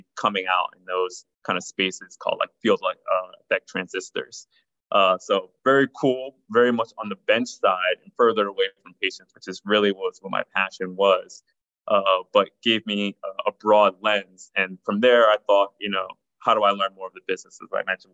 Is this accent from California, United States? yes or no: no; New Jersey, United States; also born or lived in New York; now in Los Angeles, United States; I'm an East Coaster who's now in LA. So first and foremost, definitely an East Coaster, grew up in New Jersey and definitely more of a New Yorker.